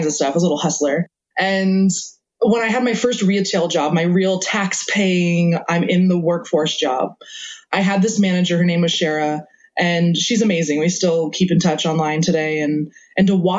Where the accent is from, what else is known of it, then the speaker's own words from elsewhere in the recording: New York, United States; I grew up in New York, so I'm a fast talker.